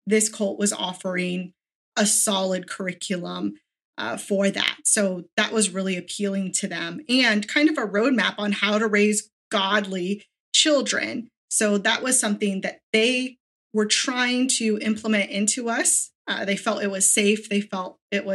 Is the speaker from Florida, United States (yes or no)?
yes; Sarasota, Florida, United States; I'm from Sarasota, Florida, which is about an hour south of Tampa